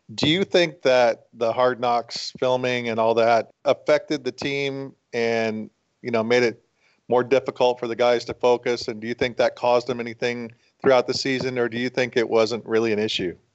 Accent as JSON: {"language": "English", "region": "West Coast", "country": "United States", "said": "I'm from the West Coast"}